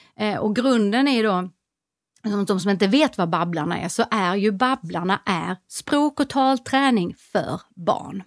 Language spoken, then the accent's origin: Swedish; Skåne, Sweden; jag är skåning